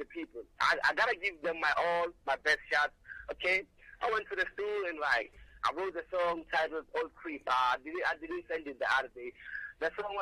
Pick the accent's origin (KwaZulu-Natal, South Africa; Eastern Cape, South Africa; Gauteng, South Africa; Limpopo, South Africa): Gauteng, South Africa; Pretoria; now in Pretoria, South Africa; I was born in PTS in 2002, May 28th. Then I was raised in the hood, the group, but then I moved